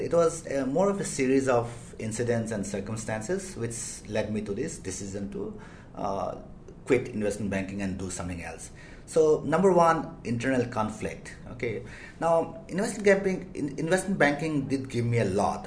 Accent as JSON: {"language": "English", "country": "India", "also_born_or_lived": "United States / London", "moved": "as an adult", "said": "I'm Asian, I'm Indian"}